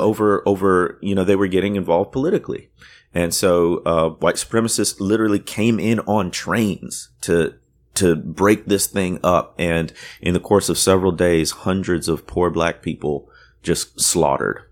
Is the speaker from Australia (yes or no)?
no; Waukegan, Illinois, United States; moved away; also born or lived in Deep South; my town where I grew up, nobody's knows it or he- has heard of it, but it's where, um, uh, the the author Ray Bradbury came from